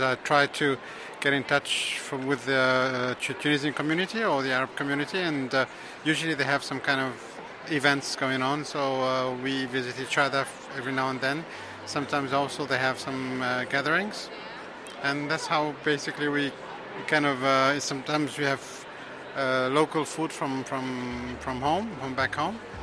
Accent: India; now in Netherlands; I am from India

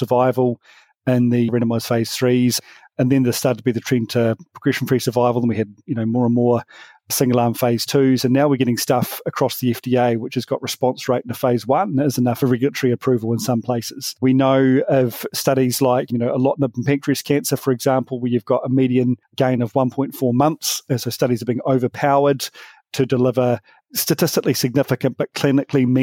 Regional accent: New Zealand; me from New Zealand

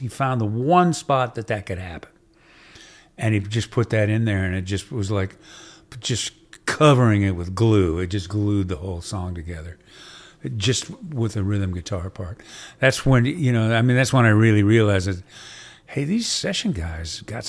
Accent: Marin County, California, United States; Well, I grew up in Marin County, California, which is a little north of San Francisco, which is across the bay from Oakland, California.

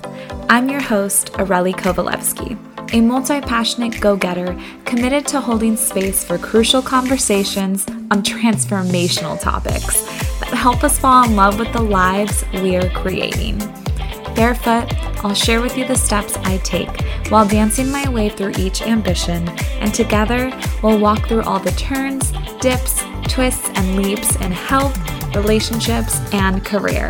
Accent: Fresno, California, United States; also born or lived in Los Angeles, California; I was born and raised in Fresno, California. I left home at 18 for college, went to UCLA

